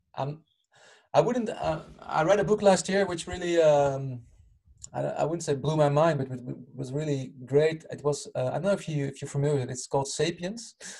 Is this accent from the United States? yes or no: no; Utrecht, Netherlands; moved away; also born or lived in Rotterdam; actual hometown is Utrecht at the moment. I'm not living there anymore.